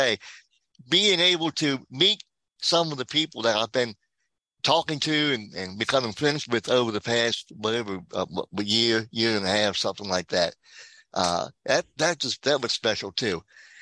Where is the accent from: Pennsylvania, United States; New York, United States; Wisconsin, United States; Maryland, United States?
Maryland, United States; Denton; I am from Denton, Maryland.